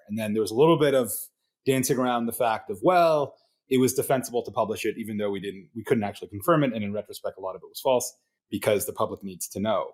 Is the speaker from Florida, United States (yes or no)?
yes; Miami, Florida, United States; now in San Francisco, United States; I was raised in Miami